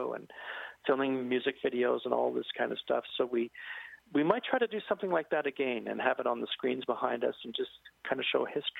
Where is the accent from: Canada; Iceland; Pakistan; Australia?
Canada; British Columbia; So two guys come from Nova Scotia. I come from British Columbia.